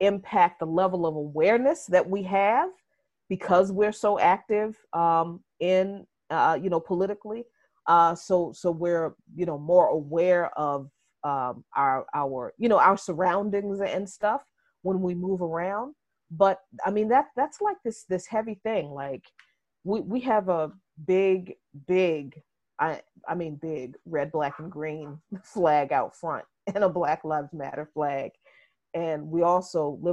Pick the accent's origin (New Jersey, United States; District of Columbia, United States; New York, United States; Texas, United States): District of Columbia, United States; Washington; also born or lived in Jarratt, Virginia; I grew up in this city since I was 6 years old